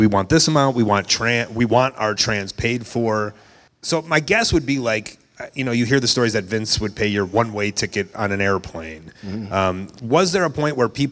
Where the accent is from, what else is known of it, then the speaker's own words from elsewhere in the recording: Chicago, Illinois, United States; I'm from Chicago